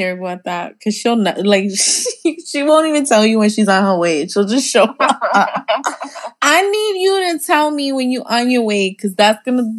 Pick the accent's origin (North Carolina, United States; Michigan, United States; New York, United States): New York, United States; growing up in New York